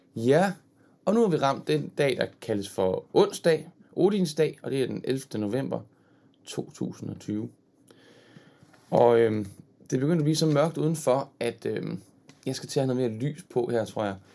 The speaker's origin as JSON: {"language": "Danish", "town": "Horsens", "region": "Central Denmark Region", "country": "Denmark", "said": "Jeg er selv fra Jylland. Fra Horsens"}